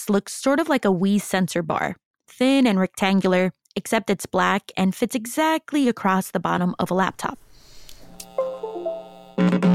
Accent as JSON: {"language": "English", "town": "Waukegan", "region": "Illinois", "country": "United States", "tie": "born or raised there", "said": "Growing up in Waukegan myself, I had to learn that not everyone was Mexican like my family"}